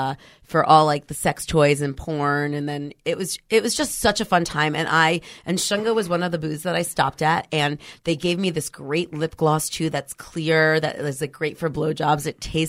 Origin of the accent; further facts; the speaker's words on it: New York, United States; now in San Francisco, United States; I'm originally from New York.